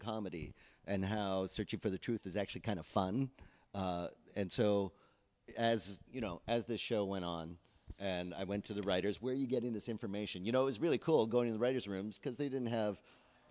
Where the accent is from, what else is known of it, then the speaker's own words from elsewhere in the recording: Canada; now in United States; I'm a Canadian